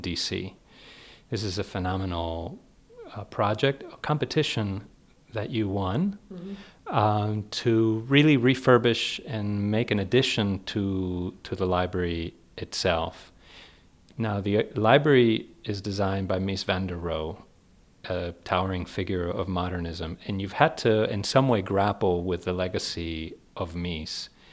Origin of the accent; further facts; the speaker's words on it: Spain; moved away; I grew up in Spain